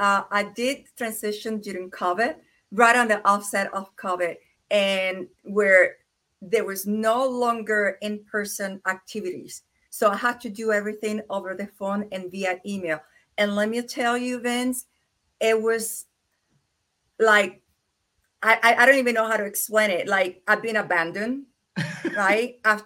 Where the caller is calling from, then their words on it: Kingsport, Tennessee, United States; And I am here from Kingsport, Tennessee, and it's very cold over here.